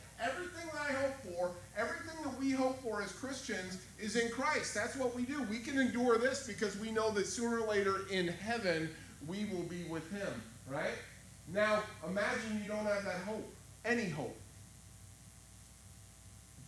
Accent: United States; I'm proud to be an American. I love being an American

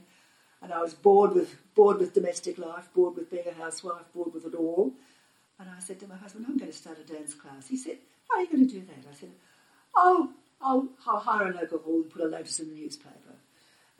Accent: Melbourne, Victoria, Australia; an Australian girl growing up in a family that could have some claim to scholarship and literary interests

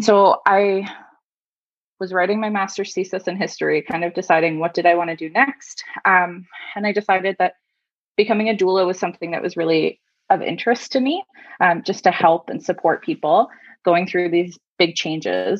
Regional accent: Beachburg, Ontario, Canada; now in Halifax, Canada; I'm originally from Beechburg in Ontario, north of Ottawa

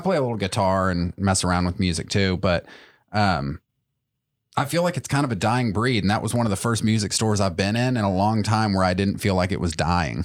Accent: Chattanooga, Tennessee, United States; I grew up in Chattanooga

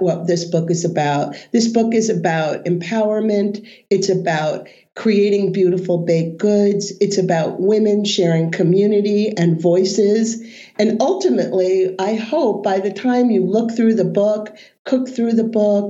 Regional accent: Maine, United States; I'm from Maine.

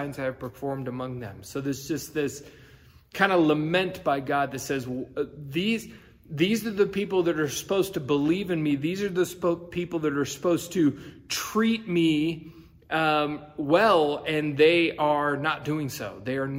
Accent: United States; as us as American Christians

